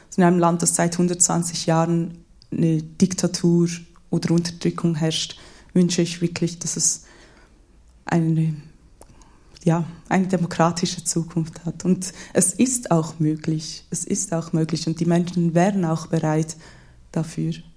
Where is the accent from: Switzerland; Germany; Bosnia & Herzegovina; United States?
Switzerland; ich bin in der Schweiz geboren, ich bin hier in der Schweiz aufgewachsen.